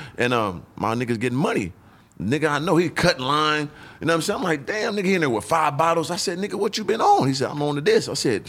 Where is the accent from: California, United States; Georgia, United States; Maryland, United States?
California, United States; San Diego; also born or lived in Atlanta / Illinois / Phoenix; now in Los Angeles, United States; I grew up in San Diego. Then I went to like a junior college in Atlanta.